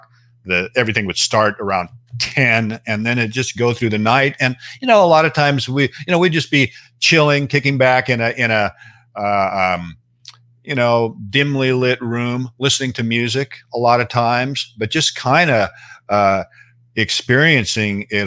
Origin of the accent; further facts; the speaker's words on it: Seattle, Washington, United States; also born or lived in Bellingham, Washington; I was raised in Seattle